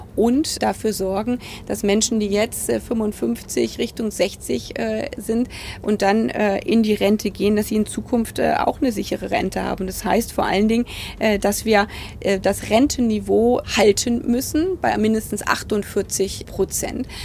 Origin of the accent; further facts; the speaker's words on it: Potsdam, Brandenburg, Germany; ist für mich Potsdam nicht nur meine Heimat